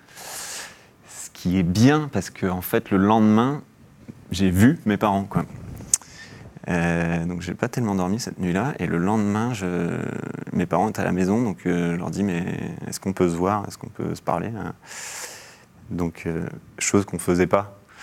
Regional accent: Mâcon, Bourgogne-Franche-Comté, France; also born or lived in Algeria; j'ai grandi en Bourgogne, à Mâcon

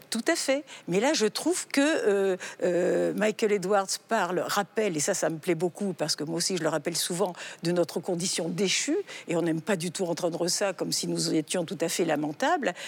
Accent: France; je suis née en Occident, en France, et j'ai reçu une éducation chrétienne

